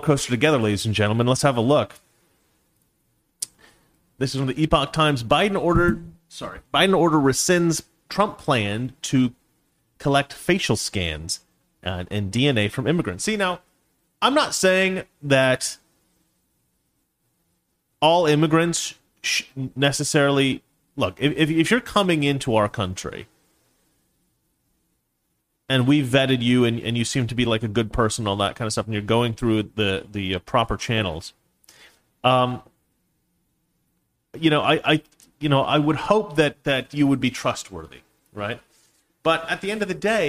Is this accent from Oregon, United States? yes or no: yes; Oregon, United States; also born or lived in Washington; my home state of Oregon, and Washington, where my family lived for many years.